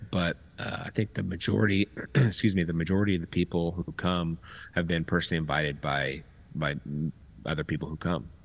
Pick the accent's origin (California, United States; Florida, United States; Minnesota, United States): California, United States; Temecula; moved away as an adult; also born or lived in Long Beach, California; I was born um, in Long Beach, but moved to Temecula when I was five and left when I was 35.